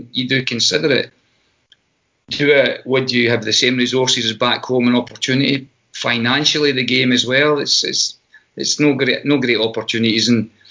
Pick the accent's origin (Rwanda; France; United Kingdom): United Kingdom; Scotland; moved away as an adult; now in United States; I'm Scottish. I'll return home at some stage.